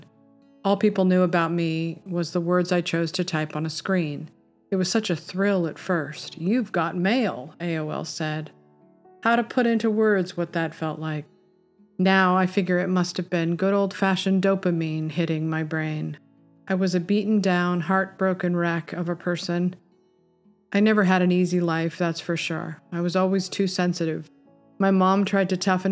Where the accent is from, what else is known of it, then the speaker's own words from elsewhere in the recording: Topanga, California, United States; Growing up in Topanga in the 70s